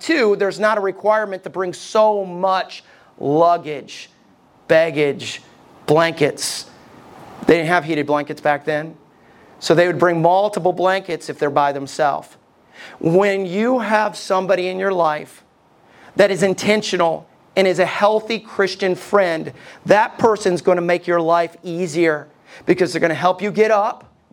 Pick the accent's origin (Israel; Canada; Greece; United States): United States; as American people